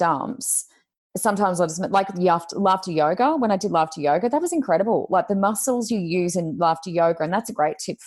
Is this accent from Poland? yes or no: no; Gold Coast, Queensland, Australia; I'm from the Gold Coast.